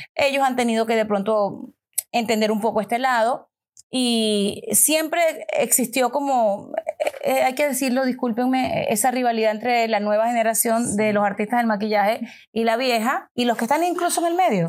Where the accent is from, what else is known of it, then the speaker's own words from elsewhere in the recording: Venezuela; Mariana y yo somos venezolanas